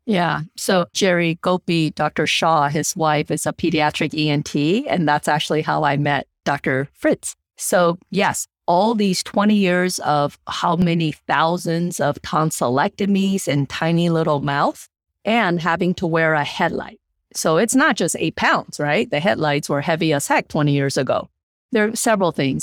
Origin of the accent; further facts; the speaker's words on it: Taiwan; moved away; I'm from Taiwan, the Asian culture.